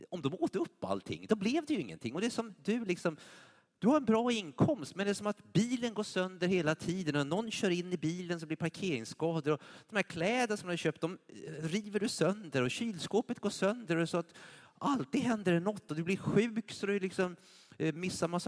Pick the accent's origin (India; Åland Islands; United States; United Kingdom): United States; now in Sweden; jag kom ju från USA, det var självklart att ge på, på bruttot.